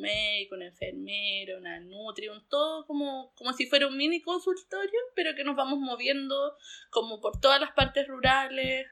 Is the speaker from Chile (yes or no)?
yes; Pucón, Araucanía, Chile; me volví a Pucón porque soy de Pucón